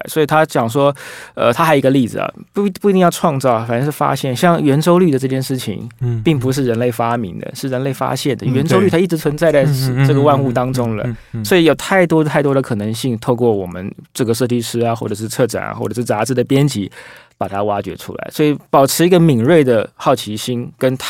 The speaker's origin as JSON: {"language": "Chinese", "country": "Taiwan", "said": "我们台湾人"}